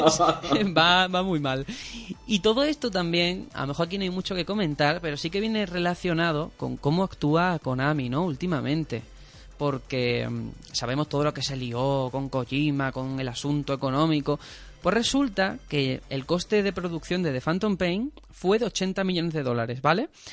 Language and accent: Spanish; Spain